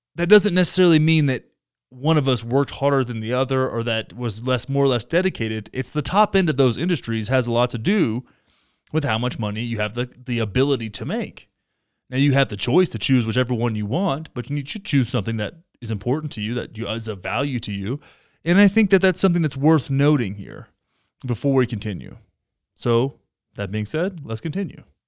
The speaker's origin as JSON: {"language": "English", "region": "Texas", "country": "United States", "tie": "born or raised there", "said": "Texas, my home state. My home state"}